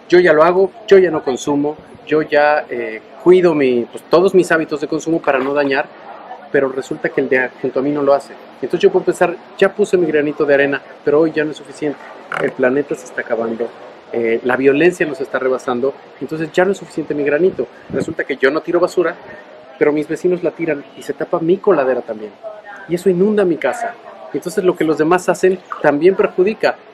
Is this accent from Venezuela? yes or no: no; Mexico; Y es un orgullo como mexicanos estarle dando un ejemplo al mundo de cómo se defienden las causas.